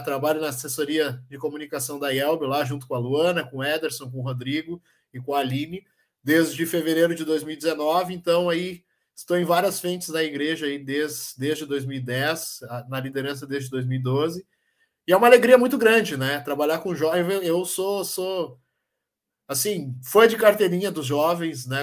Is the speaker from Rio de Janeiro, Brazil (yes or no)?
yes; Rio de Janeiro, Brazil; now in Canoas, Brazil; Sou natural do Rio de Janeiro, mas falo aqui de Canoas, na região metropolitana